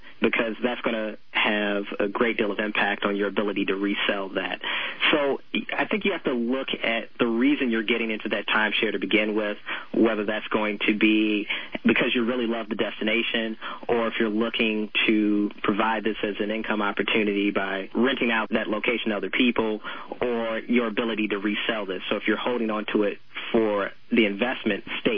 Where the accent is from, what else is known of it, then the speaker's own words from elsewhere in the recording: Chicago, Illinois, United States; I'm originally from Chicago